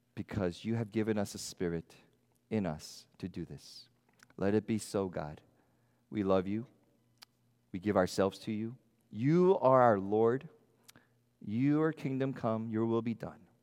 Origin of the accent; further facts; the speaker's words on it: United States; being American Christians